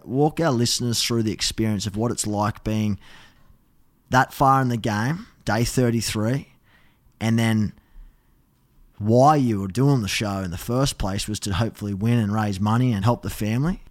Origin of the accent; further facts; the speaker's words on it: Australia; as an Aussie